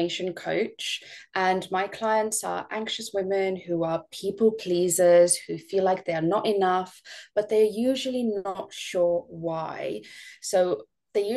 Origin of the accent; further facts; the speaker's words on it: Estonia; moved away; I'm not from the UK. I'm actually from Estonia.